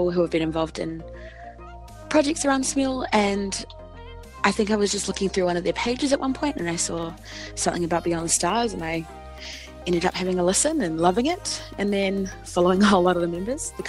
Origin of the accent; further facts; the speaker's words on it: New Zealand; I'm from New Zealand